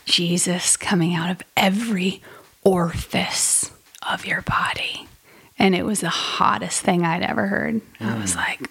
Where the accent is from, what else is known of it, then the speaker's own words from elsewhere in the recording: United Kingdom; Yeah, I'm a British person.